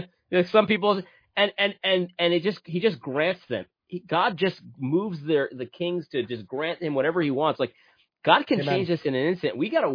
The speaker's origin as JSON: {"language": "English", "region": "New England", "country": "United States", "tie": "born or raised there", "said": "I grew up in the Northeast. I grew up in New England."}